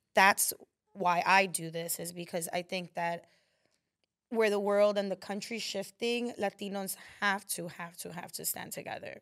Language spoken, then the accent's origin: English; New York City, New York, United States; I grew up here in Queens